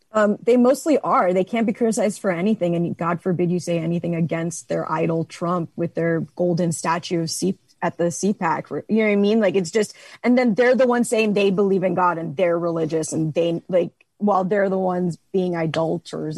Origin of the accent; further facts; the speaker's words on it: Miami, Florida, United States; now in Dallas, United States; I'm from Miami, Florida